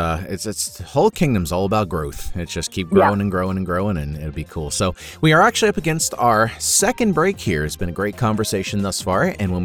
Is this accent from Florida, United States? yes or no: yes; Florida, United States; I grew up in Florida for a period and was out that way a lot.